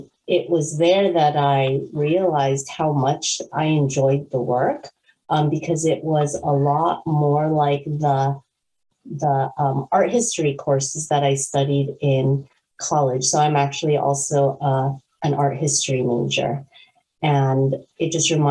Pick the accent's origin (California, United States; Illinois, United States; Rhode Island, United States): California, United States; moved away as an adult; also born or lived in North Carolina / Washington, District of Columbia, United States; now in Maryland, United States; I'm actually from California